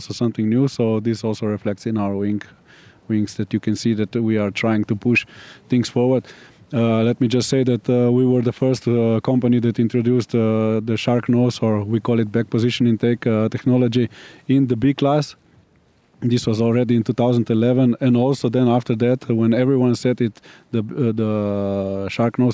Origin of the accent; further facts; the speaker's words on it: Slovenia; We are coming from Slovenia